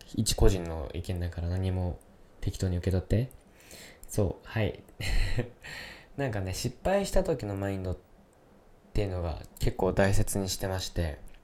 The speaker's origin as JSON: {"language": "Japanese", "region": "Yamanashi", "country": "Japan", "tie": "born or raised there", "also_born_or_lived": "Kyoto", "moved": "yes", "said": "ふるさとのね、山梨"}